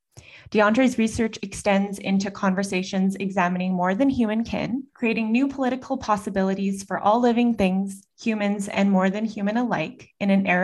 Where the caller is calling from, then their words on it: Edmonton, Alberta, Canada; I'm the BCMA's Digital Engagement Specialist, and I'm joining from Amiskwichi Wiskayagan on Treaty 6 territory, colonially known as Edmonton, Alberta.